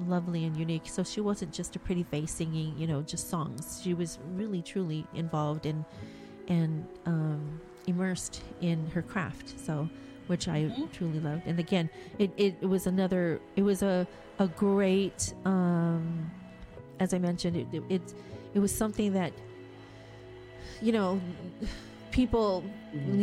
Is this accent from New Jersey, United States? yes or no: no; California, United States; I was born and raised here in California in the United States